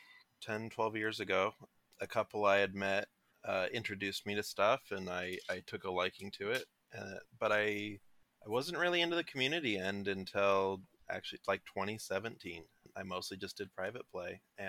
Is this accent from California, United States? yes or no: yes; Orange County, California, United States; moved away as an adult; now in Manhattan, United States; I'm from Orange County, California.